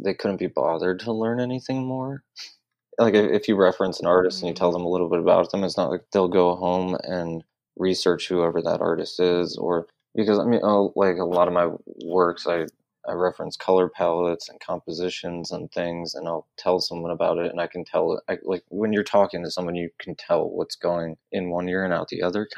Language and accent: English; Detroit, Michigan, United States; now in Los Angeles, United States; I grew up in North Detroit